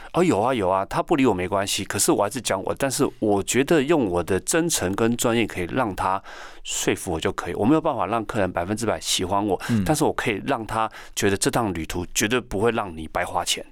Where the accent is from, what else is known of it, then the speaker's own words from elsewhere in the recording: Taiwan; 我们台湾人穿得像熊一样